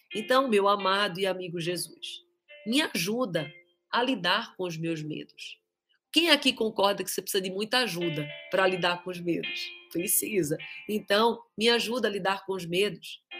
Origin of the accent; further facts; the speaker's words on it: Pirassununga, São Paulo, Brazil; nós somos de Pirassununga e a minha sogra é de Amparo